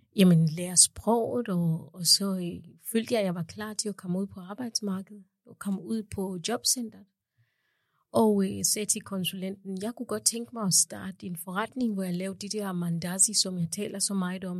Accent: Kenya; also born or lived in Uganda; now in Denmark; da jeg var barn i Kenya

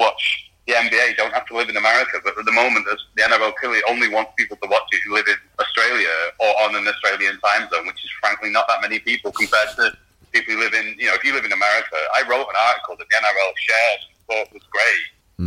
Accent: Rochdale, North West England, United Kingdom; I'm from Rochdale.

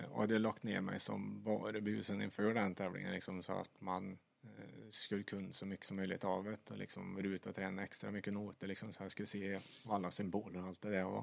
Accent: Sweden; det är ju det största man kan uppnå i stort sett som svensk eh, både chaufför och kartläsare

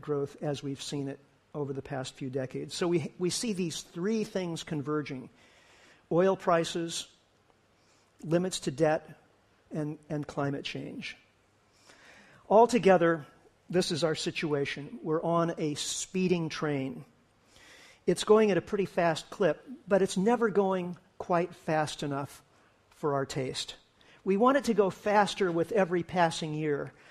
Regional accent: United States; for me as an American

